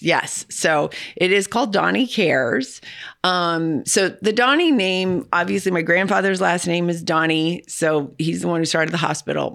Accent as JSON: {"language": "English", "region": "California", "country": "United States", "moved": "yes", "lives_now": "St. Louis, United States", "said": "I wasn't from here. I'm from California."}